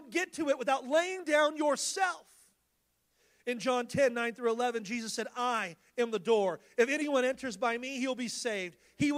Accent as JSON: {"language": "English", "region": "California", "country": "United States", "said": "We come from California"}